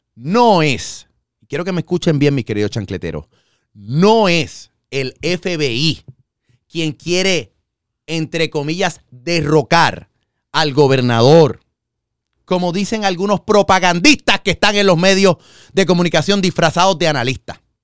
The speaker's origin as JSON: {"language": "Spanish", "country": "Puerto Rico"}